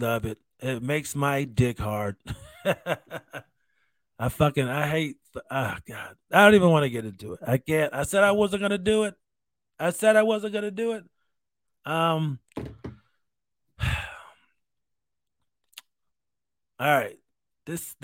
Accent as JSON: {"language": "English", "country": "United States", "said": "As a veteran, as an American"}